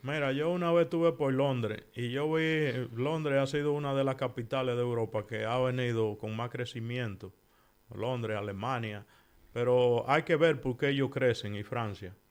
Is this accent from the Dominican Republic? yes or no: yes; Dominican Republic; moved away as an adult; now in Spain; nosotros los dominicanos